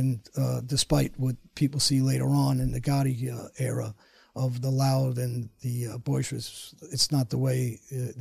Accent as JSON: {"language": "English", "town": "New York City", "region": "New York", "country": "United States", "tie": "born or raised there", "moved": "yes", "lives_now": "Florida, United States", "said": "I grew up in Woodhaven"}